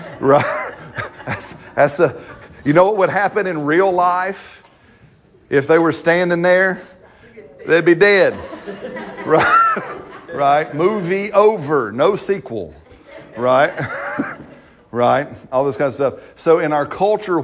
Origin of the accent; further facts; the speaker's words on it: United States; I'm an American